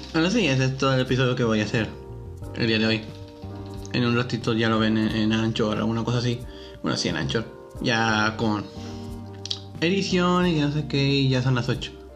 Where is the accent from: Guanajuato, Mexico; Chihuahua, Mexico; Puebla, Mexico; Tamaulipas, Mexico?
Tamaulipas, Mexico; Reynosa; yo nací aquí en Reynosa, en una ciudad fronteriza